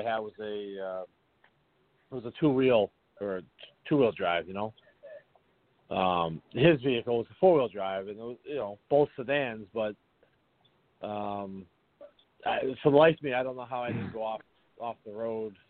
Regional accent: Boston, Massachusetts, United States; my hometown Boston Bruins

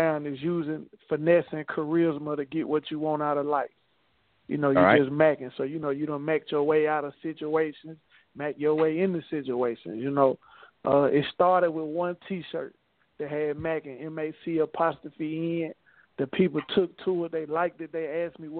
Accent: Haywood County, West Tennessee, United States; I'm from West Tennessee, Haywood County

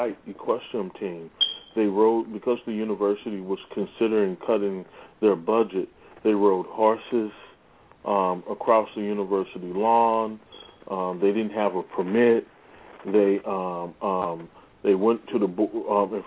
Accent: St. Louis, Missouri, United States; my hometown, St. Louis, Missouri

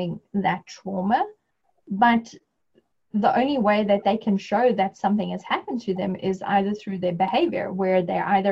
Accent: South Africa; moved away; my home country, South Africa

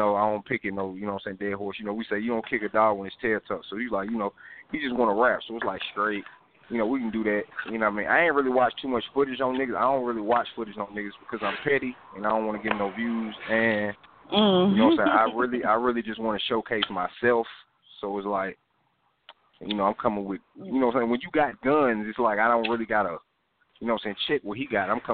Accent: Alabama, United States; I'm from Alabama

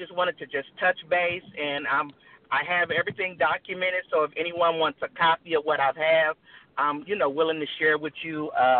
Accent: Middletown, Ohio, United States; now in Euclid, United States; I was born and raised in Middletown, Ohio, and … And they come from Jackson County, Athens, Winder, Jefferson, Georgia.

